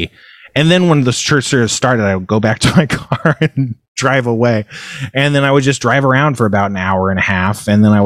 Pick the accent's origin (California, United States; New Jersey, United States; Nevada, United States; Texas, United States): California, United States; Elk Grove; also born or lived in Fresno, California / Moorpark, California / Los Angeles, California / Burbank, California; I was born in Fresno. I grew up in a town called Elk Grove, which is a bustling California city, but at the time it was very small. And then I moved to Moore Park